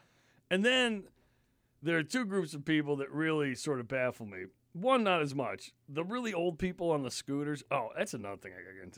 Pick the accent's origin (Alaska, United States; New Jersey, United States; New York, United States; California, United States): New York, United States; also born or lived in Connecticut; now in Maine, United States; I grew up in New York and Connecticut, and so I grew up in like, you know, highly densely populated areas. I was used to that. Now, I've lived in Maine since, like, 2000, so I've been up here for 20 years.